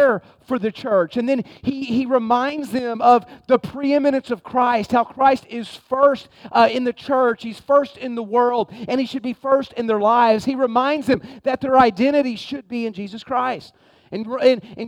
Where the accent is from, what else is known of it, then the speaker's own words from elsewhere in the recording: United States; I'm American